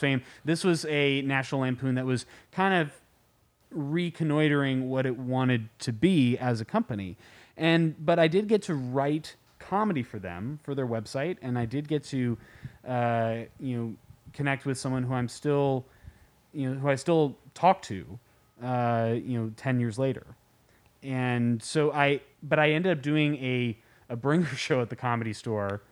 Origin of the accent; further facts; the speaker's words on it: San Francisco, California, United States; I was born in San Francisco, and I grew up, eh, all over the Bay Area